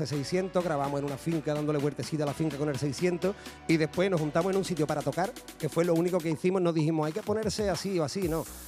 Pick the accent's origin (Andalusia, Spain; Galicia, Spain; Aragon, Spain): Andalusia, Spain; San José de la Rinconada; mi pueblo